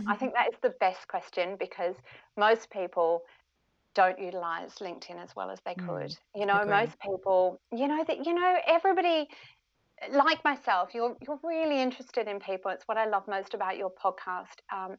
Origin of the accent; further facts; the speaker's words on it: Perth, Western Australia, Australia; also born or lived in United Kingdom / Melbourne; now in Sydney, Australia; You know, I'm originally from Perth. I lived in the UK for a few years. My parents are British, lived in Melbourne for a few years, and now I'm in Sydney.